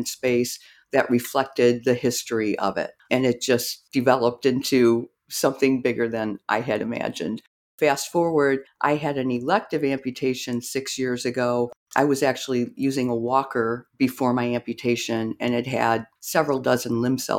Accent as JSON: {"language": "English", "town": "Rockford", "region": "Illinois", "country": "United States", "tie": "born or raised there", "said": "I grew up in Rockford, Illinois"}